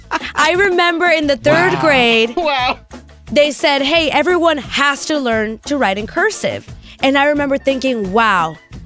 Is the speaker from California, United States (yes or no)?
yes; California, United States; I grew up in California